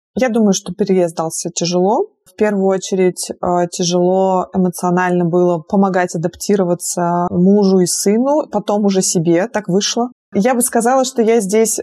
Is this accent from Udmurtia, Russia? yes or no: yes; Izhevsk, Udmurtia, Russia; moved away as an adult; also born or lived in Belgrade; Я сама из Ижевска. Это город э, в Удмуртской республике.